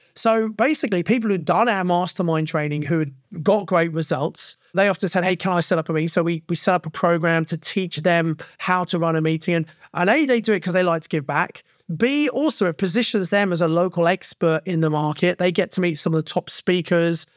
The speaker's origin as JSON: {"language": "English", "area": "Kent", "region": "South East England", "country": "United Kingdom", "moved": "yes", "lives_now": "Birmingham, United Kingdom", "said": "I come from Kent originally, but I'd settled in Birmingham in nineteen ninety"}